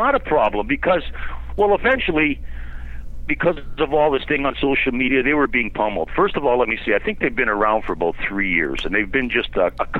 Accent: Canada; I'm Canadian my whole life

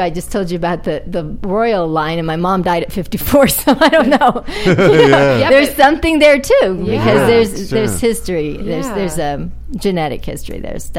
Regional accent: Oklahoma, United States; also born or lived in Detroit; But yeah, I grew up in Oklahoma, but I was born in Detroit. And I've lived in 33 states.

